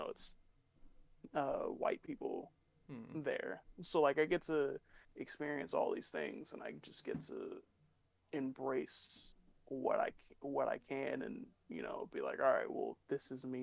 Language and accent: English; the South, United States; also born or lived in Alaska; I just say the South very broadly because I don't move around too much for me to really pick one place.